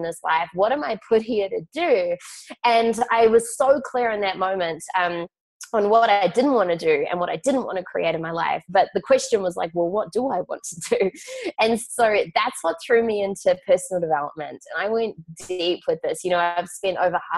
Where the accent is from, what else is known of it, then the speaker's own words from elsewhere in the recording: Auckland, New Zealand; I grew up in Auckland, New Zealand